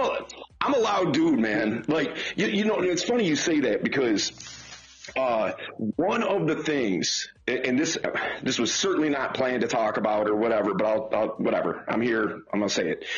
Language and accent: English; Detroit, Michigan, United States; I'm from Detroit. Uh, grew up in Detroit, uh, still in Detroit